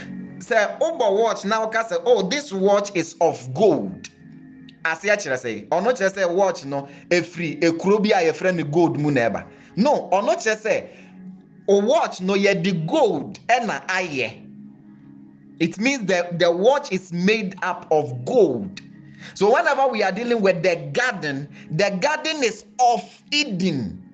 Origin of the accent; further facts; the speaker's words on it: Ghana; The Ghanaian culture is simply referring to the conditions that is used to live life as a Ghanaian. Into the conditions in our territory that regulate our thinking, our actions, our functions, and even our purposes.